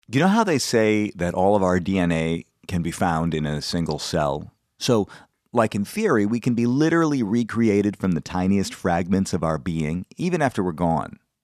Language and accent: English; Madison, Wisconsin, United States; now in Brooklyn, New York, United States; I'm from Wisconsin. I grew up in Wisconsin.